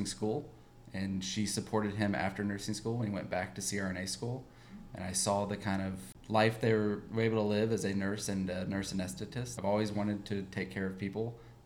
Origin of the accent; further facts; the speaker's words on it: Atlanta, Georgia, United States; I grew up in Atlanta. I was born and raised here.